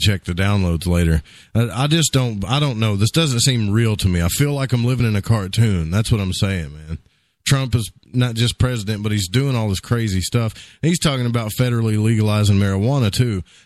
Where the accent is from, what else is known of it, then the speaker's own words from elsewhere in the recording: Arkansas, United States; we're from Arkansas